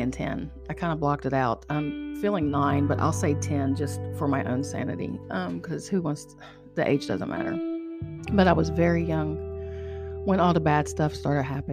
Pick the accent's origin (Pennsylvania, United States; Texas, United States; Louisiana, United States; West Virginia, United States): West Virginia, United States; Charleston; I'm from Charleston, West Virginia